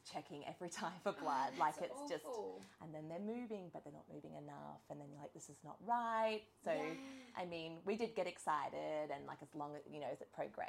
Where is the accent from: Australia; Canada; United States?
Australia; Sunshine Coast, Queensland; also born or lived in Brisbane; we're from the Sunshine Coast and my family are all here